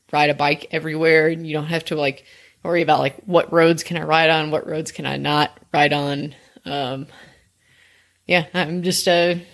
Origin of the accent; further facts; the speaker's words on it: Memphis, Tennessee, United States; Uh, I grew up in Memphis, which is a big city, but it's also not um, it's not at the same time.